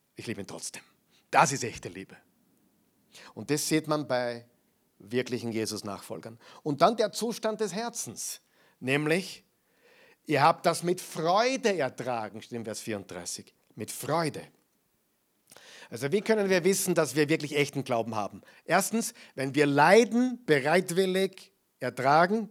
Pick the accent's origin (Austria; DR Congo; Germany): Austria; Bei uns in Österreich